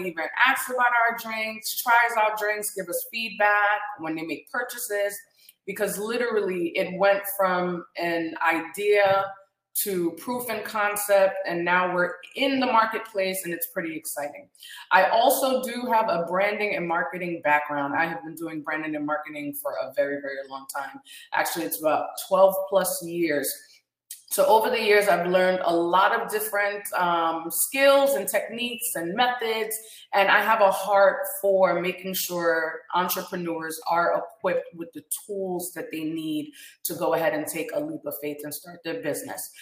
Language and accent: English; Guyana; now in Orlando, United States; we're from Guyana